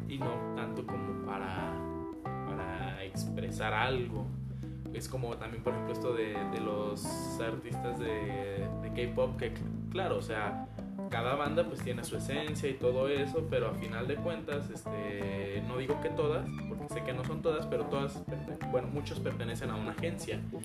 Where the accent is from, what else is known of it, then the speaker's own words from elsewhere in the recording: Mexico; nosotros, o sea, mexicanos, tenemos mucha influencia pues española